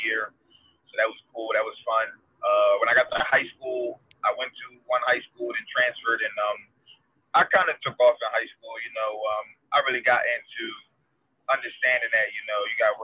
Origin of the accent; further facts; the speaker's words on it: Camden, New Jersey, United States; also born or lived in Pennsauken, New Jersey; I'm originally from New Jersey, born and raised, and Camden, New Jersey